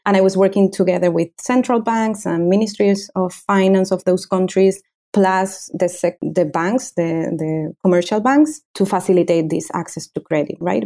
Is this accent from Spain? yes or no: yes; Canary Islands, Spain; also born or lived in Madrid, Spain; I grew up here in the Canary Islands